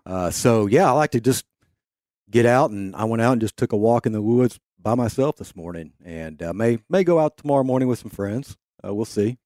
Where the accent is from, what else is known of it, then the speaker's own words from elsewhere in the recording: Kansas, United States; growing up in Kansas